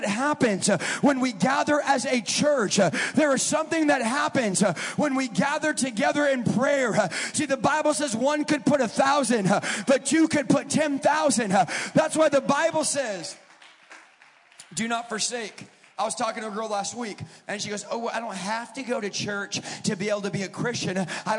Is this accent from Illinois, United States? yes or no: no; California, United States; now in Wisconsin, United States; I'm from California.